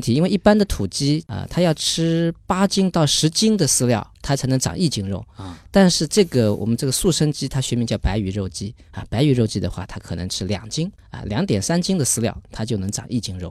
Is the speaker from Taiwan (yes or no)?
no; China; moved away as an adult; also born or lived in Norway; 整个所里就我一个中国人